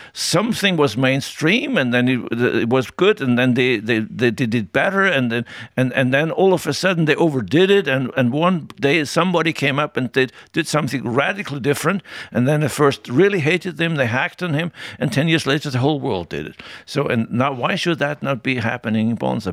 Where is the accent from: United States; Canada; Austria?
Austria; Tyrol; I grew up in Tyrol, and there we learned very early you better say what you think